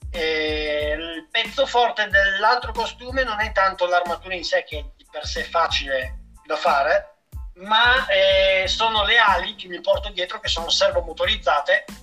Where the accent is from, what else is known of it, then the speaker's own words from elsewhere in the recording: Castiglione, Italy; Sul, praticamente il giornale del mio paese, mm. di Castiglione, hanno pubblicato un articolo interamente creato su di me eh. sia a Castiglione sia a Milano.